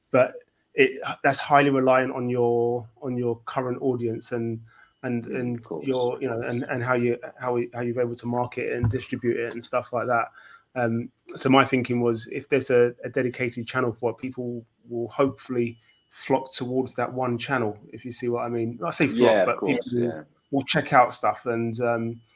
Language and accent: English; London, United Kingdom; I, as a Londoner